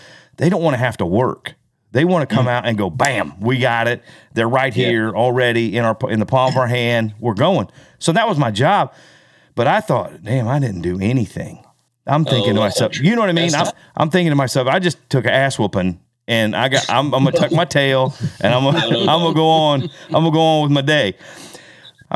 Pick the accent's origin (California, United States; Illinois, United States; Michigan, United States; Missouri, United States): Missouri, United States; Kansas City; We're from Kansas City, so we're home